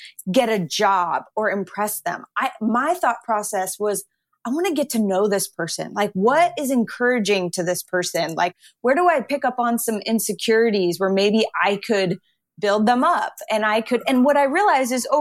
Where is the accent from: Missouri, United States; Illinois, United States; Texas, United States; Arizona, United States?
Arizona, United States; Phoenix; moved away as an adult; now in New York City, United States; I grew up in Phoenix